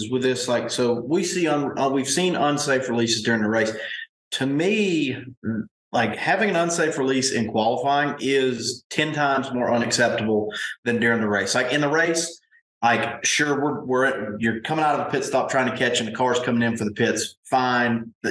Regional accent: United States; I'm an American.

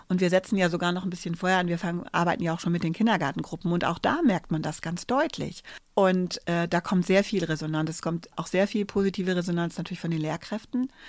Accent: Bavaria, Germany; Ich komme aus Bayern. Da war das alles ganz anders.

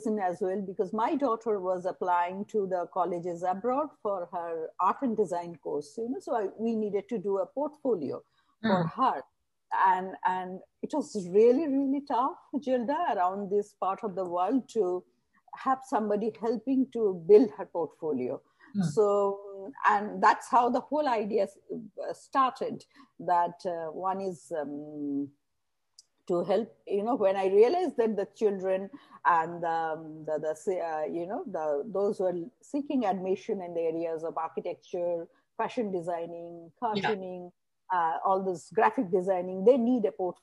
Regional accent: India; moved away as an adult; also born or lived in Cyprus; now in Dubai, United Arab Emirates; I hail from India, but I'm out of India for quite some time.

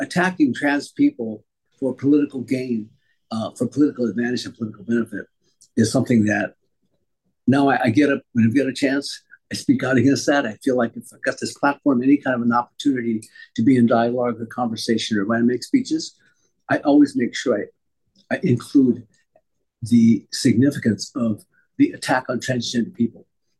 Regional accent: Poston, Arizona, United States; born there; Well, I was born in 1943 in Poston, Arizona, the camp there where that my family was sent

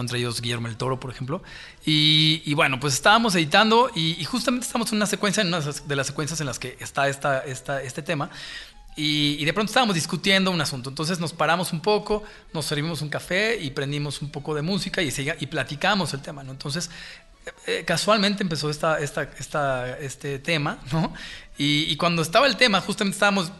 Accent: Mexico City, Mexico; yo crecí, yo crecí en México, nací en México

